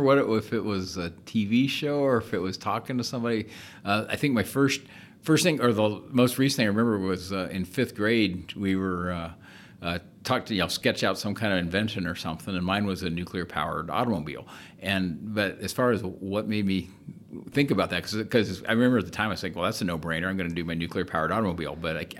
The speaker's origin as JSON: {"language": "English", "region": "Florida", "country": "United States", "tie": "born or raised there", "said": "Growing up in Florida, of course, went to as many launches as I could, and really, really liked the space program."}